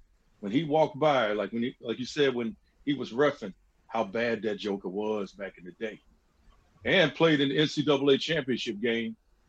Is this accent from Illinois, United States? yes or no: yes; Peoria, Illinois, United States; also born or lived in Chicago; I was born in Chicago. We moved to Peoria when I was 5 years old.